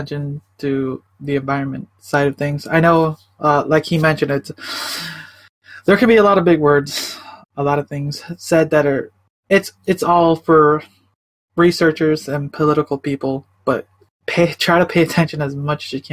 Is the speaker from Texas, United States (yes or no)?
no; Chicago, Illinois, United States; now in Portland, United States; I'm originally from Chicago, I moved out to Oregon. I'm, like, near the Portland area.